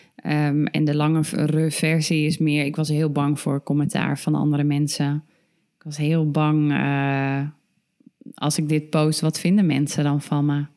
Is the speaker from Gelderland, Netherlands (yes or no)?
yes; Ermelo, Gelderland, Netherlands; ik kom uit Ermelo, mijn ouders uit Nunspeet